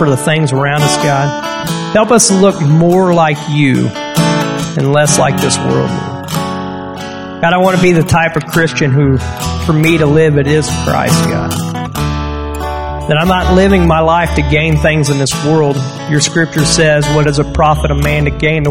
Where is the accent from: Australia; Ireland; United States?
United States; I'm American